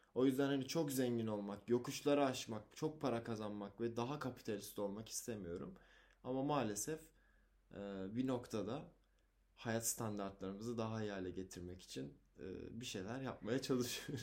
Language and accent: Turkish; Osmaniye, Turkey; moved away; Çocukken Osmaniye'de yaşadım.